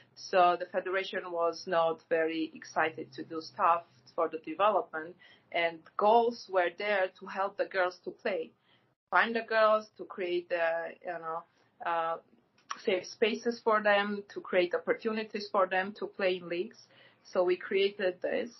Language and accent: English; Gyumri, Shirak, Armenia; moved away; I'm from Gyumri, so I lived there till uh, 1999.